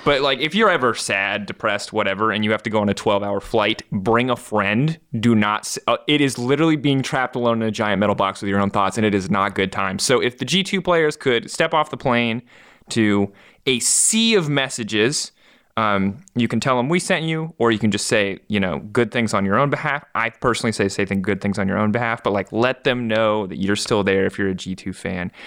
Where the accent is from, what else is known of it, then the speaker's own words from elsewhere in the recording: United States; I'm an American